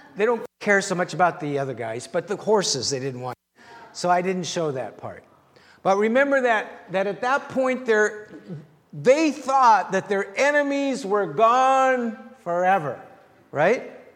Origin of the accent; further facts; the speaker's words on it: the Prairies, Canada; moved away as an adult; also born or lived in Los Angeles, United States; small town Canada